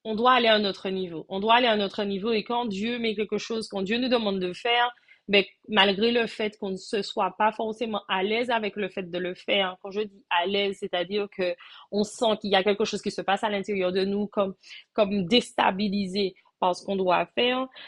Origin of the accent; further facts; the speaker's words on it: Martinique; je suis de la Martinique, je réside également en Martinique